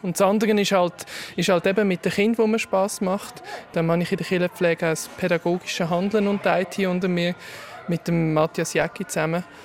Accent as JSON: {"language": "German", "town": "Gipf-Oberfrick", "region": "Aargau", "country": "Switzerland", "tie": "born or raised there", "said": "Ich bin hier aufgewachsen in Gipfobenfrick, gerade nebenan"}